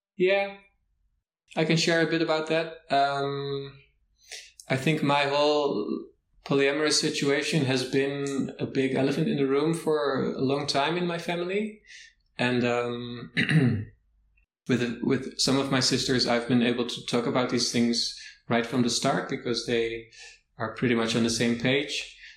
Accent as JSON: {"language": "English", "town": "Amsterdam", "region": "North Holland", "country": "Netherlands", "said": "I'm from Amsterdam, from the Netherlands"}